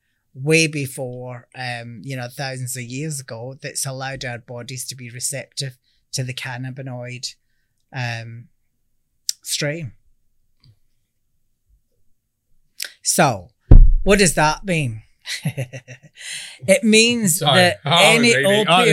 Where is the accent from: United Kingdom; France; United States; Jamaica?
United Kingdom; Scotland; now in Australia; Everything that we do has to be 100% Australian, albeit I'm Scottish